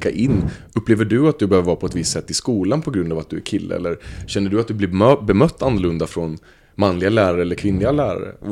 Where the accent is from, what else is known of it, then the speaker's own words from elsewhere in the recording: Östergötland, Sweden; accent: half Östgöta; får man deala med min halv östgötska